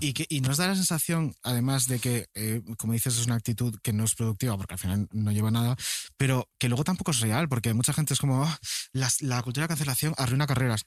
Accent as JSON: {"language": "Spanish", "region": "Canary Islands", "country": "Spain", "tie": "born or raised there", "also_born_or_lived": "Galicia", "said": "Yo nací en Galicia y uh. fui a Canarias de chiquitín."}